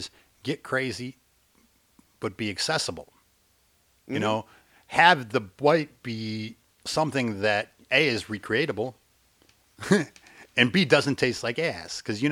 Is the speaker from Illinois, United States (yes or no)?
yes; Chicago, Illinois, United States; I'm from Chicago, and I'm of an age.